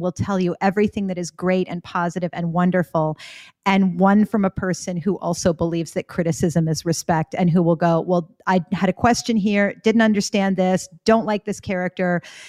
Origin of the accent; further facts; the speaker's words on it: Florida, United States; accent: Canadian; also born or lived in Canada; I am a dual citizen with the US and Canada because I was born in Florida to two Canadian citizens.